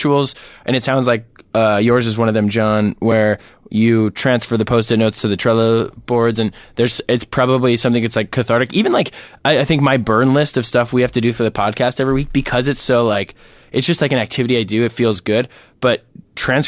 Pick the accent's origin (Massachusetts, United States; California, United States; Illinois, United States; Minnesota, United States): Minnesota, United States; we're Minnesotan